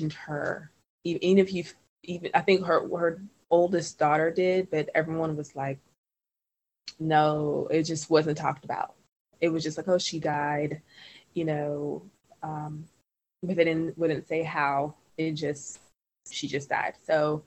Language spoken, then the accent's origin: English; Trinidad & Tobago; now in United States; We're from Trinidad and Tobago